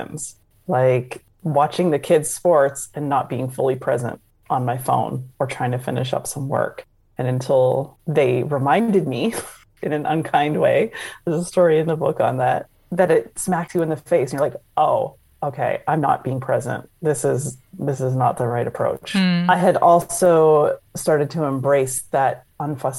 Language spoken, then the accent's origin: English; just outside of Toronto, Ontario, Canada; moved away as an adult; also born or lived in New York / Indianapolis / Chicago / New Jersey; now in Florida, United States; I grew up just outside of Toronto, met someone from New York, moved to New York